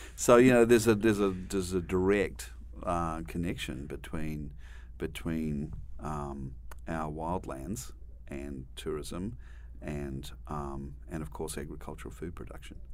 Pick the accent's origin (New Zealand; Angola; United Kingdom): New Zealand; moved away as an adult; also born or lived in Australia; now in United States; I grew up in New Zealand